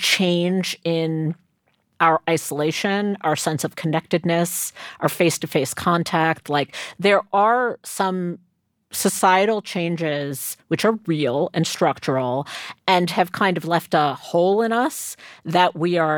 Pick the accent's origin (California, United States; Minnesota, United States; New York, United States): New York, United States; we grew up in New York in the 70s